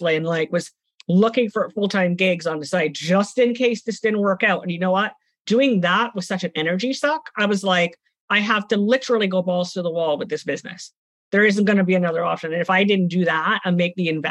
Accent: Trinidad & Tobago; moved away; I'm from the Caribbean. I grew up in Trinidad and Tobago, and I also went home

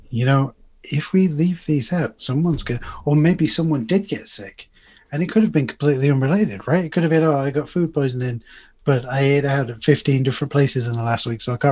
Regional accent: United Kingdom; this is a hometown in the UK

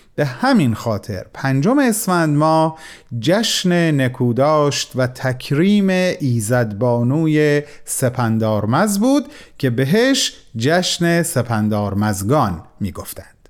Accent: Iran; من به عنوان یک ایرانی

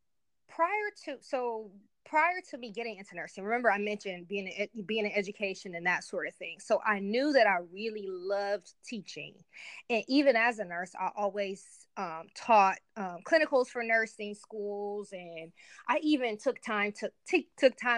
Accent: Cleveland, Ohio, United States; moved away as an adult; now in Columbus, United States; I'm currently located in Columbus, Ohio, but born and raised in Cleveland, Ohio

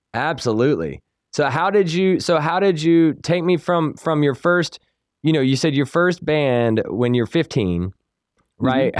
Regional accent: Salisbury, North Carolina, United States; accent: country; I grew up in Salisbury

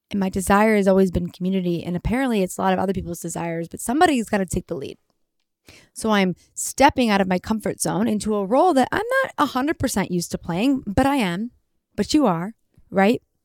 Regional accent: Detroit, Michigan, United States; now in Los Angeles, United States; from Detroit

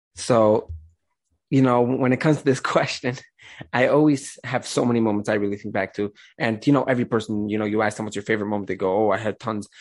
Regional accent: the Rockaway area, around the Five Towns, New York, United States; I'm originally from like the Rockaway areas, uh, around the Five Towns

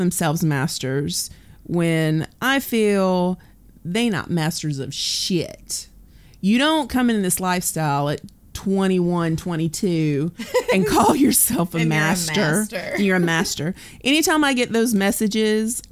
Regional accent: the South, United States; I'm from the South.

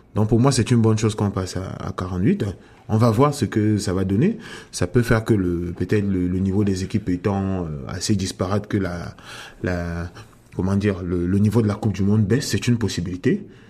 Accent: Cameroon; moved away as an adult; also born or lived in France; now in Canada; je, suis né au Cameroun et à ce jour j'ai passé presque la moitié de de ma vie euh, hors du Cameroun

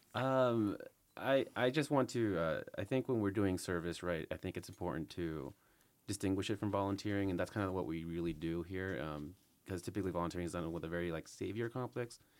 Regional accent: Las Vegas, Nevada, United States; also born or lived in California; as a Vegas native, my s, well, I was born in California, but I've been here for most of my life

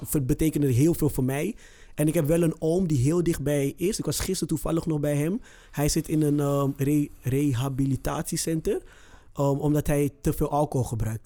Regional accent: Amsterdam, North Holland, Netherlands; Ik kom zelf uit Zuidoost

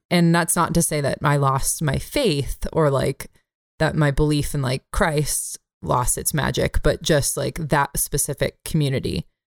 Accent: Bay Area, California, United States; where I grew up in the Bay Area

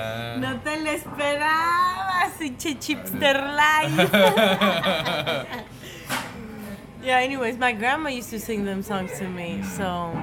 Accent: Virginia, United States; also born or lived in Georgia; So I grew up in the South. Like, so I love sweet tea. Let me just say that. I love sweet tea. I grew up in Virginia

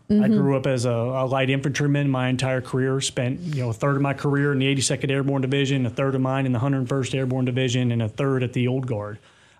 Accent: Bowling Green, Kentucky, United States; So I consider myself from all over. So I was born in the North, raised in the South, and my family kind

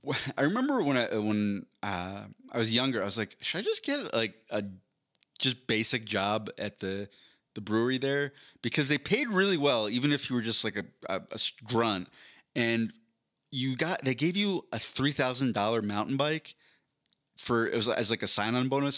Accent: Philadelphia, Pennsylvania, United States; now in Denver, United States; I'm from Philadelphia

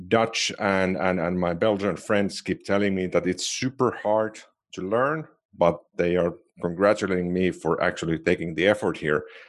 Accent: Finland; first language Finnish; English is a second language; I do know Finnish, which is my native language.

